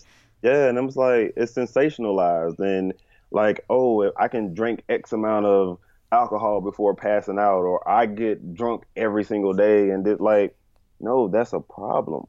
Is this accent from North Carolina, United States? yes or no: yes; Bertie County, North Carolina, United States; moved away as an adult; also born or lived in Chapel Hill, North Carolina; now in Charlotte, United States; Bertie County, my hometown